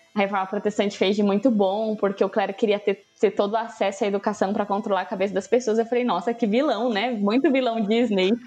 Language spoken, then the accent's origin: Portuguese; Brazil; eu sou brasileira